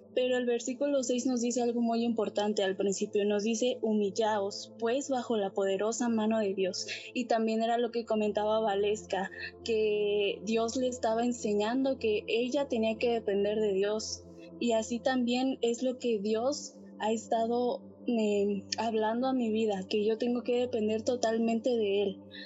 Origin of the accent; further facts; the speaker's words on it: Mexico; soy de México